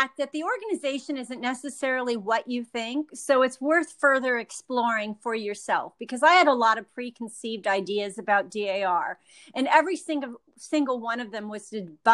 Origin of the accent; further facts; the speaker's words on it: Los Angeles County, California, United States; moved away as an adult; now in New York, United States; fourth generation Californian on my father's side, growing up in Los Angeles County